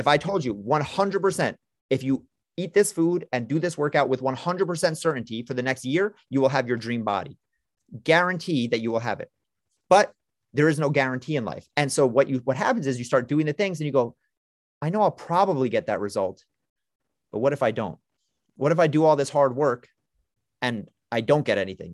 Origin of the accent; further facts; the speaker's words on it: New York City, New York, United States; I'm a New Yorker, I'm from Brooklyn